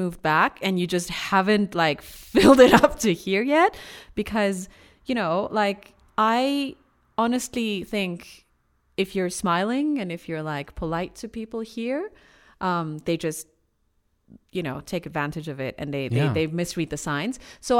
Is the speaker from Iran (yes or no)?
yes; Iran; Why would you say I'm not Iranian?